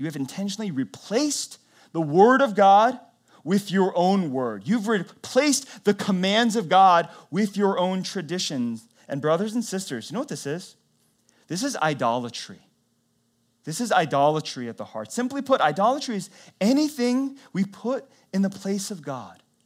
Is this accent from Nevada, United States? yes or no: no; North Carolina, United States; I was born in North Carolina, lived my whole life in the South